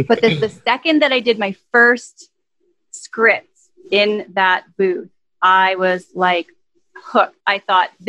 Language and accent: English; Saskatchewan, Canada; moved away as an adult; also born or lived in Vancouver / Los Angeles; I was born and raised here in Saskatchewan, where I am now back.